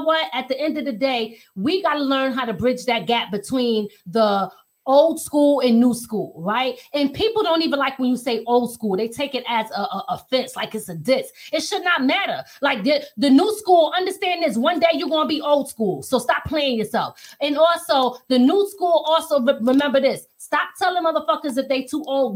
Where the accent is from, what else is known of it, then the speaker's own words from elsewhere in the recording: Philadelphia, Pennsylvania, United States; also born or lived in New York; now in Hudson Valley, New York, United States; I'm originally from Philly